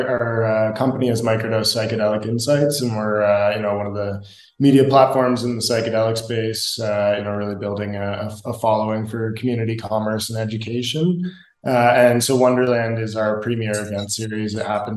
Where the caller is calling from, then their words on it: Medellin, Antioquia, Colombia; I'm calling in from Medellin, Colombia today. I'm at a buddy's house here and spending a month here